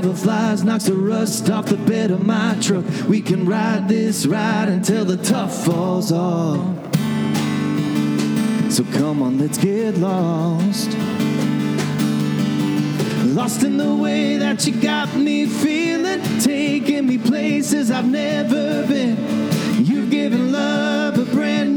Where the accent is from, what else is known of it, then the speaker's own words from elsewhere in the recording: Kansas, United States; I was born in Kansas, born and raised, I grew up on country